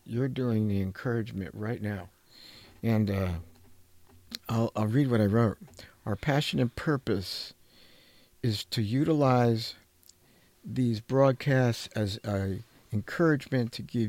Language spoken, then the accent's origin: English; New Jersey, United States; moved away; When I came from New Jersey to California, I looked at the world of therapists and whatever